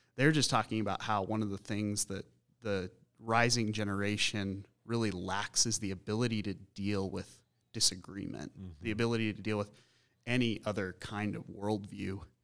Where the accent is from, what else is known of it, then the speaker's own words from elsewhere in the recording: Colorado Springs, Colorado, United States; also born or lived in Boulder / Minneapolis; growing up in Colorado Springs